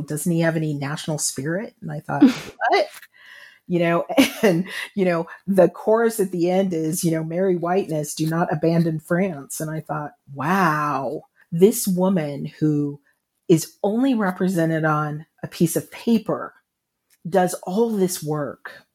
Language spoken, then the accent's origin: English; United States; I'm an American writing about race. As an African-American